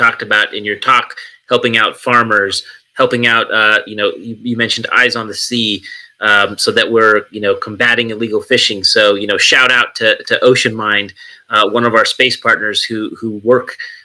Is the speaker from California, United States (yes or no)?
yes; California, United States; moved away; I'm originally from California